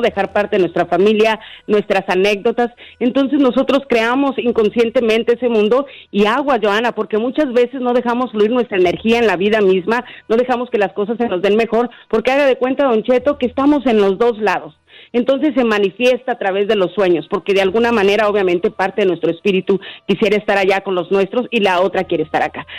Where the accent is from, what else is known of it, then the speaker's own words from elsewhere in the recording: Honduras; now in Nashville, United States; yo soy de Honduras